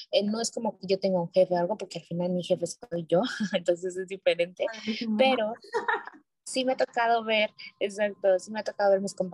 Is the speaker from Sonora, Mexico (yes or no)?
yes; Hermosillo, Sonora, Mexico; Soy de Sonora, soy de Sonora, de Hermosillo.